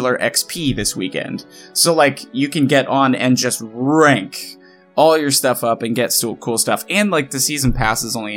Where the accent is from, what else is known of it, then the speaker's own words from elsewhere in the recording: Midwest, United States; I grew up in the Midwest